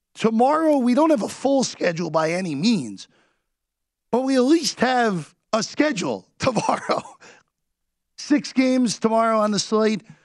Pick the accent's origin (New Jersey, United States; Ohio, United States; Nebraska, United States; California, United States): New Jersey, United States; the people I grew up with in New Jersey